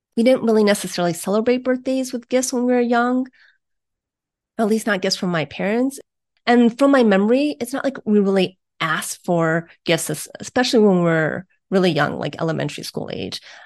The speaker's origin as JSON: {"language": "English", "town": "Beachwood", "region": "Ohio", "country": "United States", "tie": "born or raised there", "said": "I grew up in Beechwood, Ohio, which is a, a suburb on the east side of Cleveland, Ohio."}